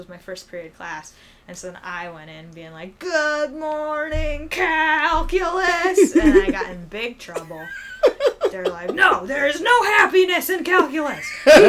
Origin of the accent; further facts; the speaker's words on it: Coral Springs, Florida, United States; moved away; I'm from Coral Springs, which is kind of closer to the Fort Lauderdale area.